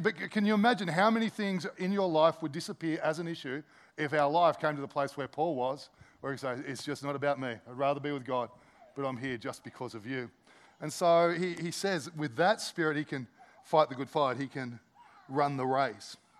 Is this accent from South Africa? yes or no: no; Australia; as Aussie Christians